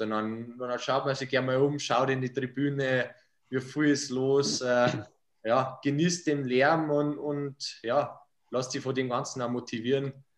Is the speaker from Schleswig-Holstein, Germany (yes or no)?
no; Bad Heilbrunn, Bavaria, Germany; Bad Herbrunn, wo ich herkomme